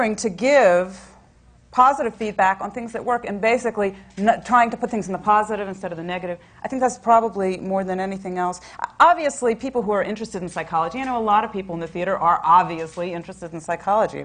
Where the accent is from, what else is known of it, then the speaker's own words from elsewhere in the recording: Virginia, United States; I grew up in Virginia